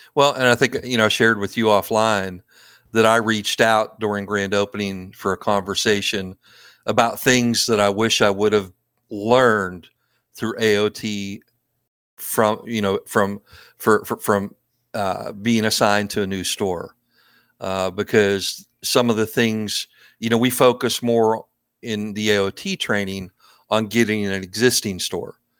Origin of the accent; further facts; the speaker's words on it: East Coast, United States; also born or lived in Maryland / Oregon; I'm, I'm from the East Coast